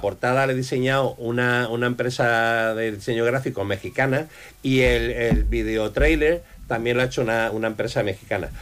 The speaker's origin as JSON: {"language": "Spanish", "area": "Campo de Gibraltar", "region": "Andalusia", "country": "Spain", "said": "la mayoría de la población del campo de Gibraltar ni siquiera habríamos nacido"}